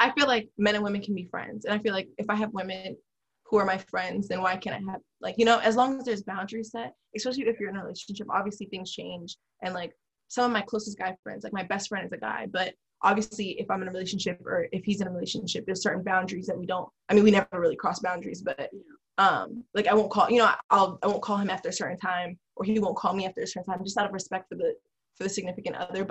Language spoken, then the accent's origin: English; Silver Spring, Maryland, United States; I am from Silver Spring, Maryland